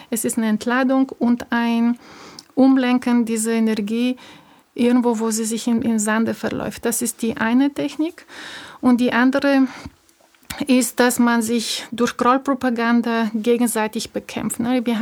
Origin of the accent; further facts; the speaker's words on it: Bulgaria; moved away as an adult; ich bin 78 in Bulgarien geboren. Ich war elf, als die Wende kam. Mit 21 habe ich das Land verlassen.